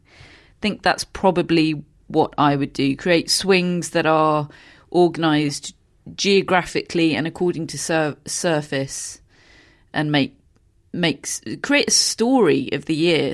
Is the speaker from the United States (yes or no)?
no; United Kingdom; being British